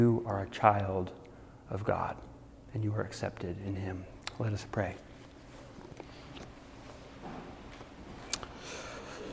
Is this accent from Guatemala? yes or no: yes; Guatemala; when I was a kid, I grew up in Guatemala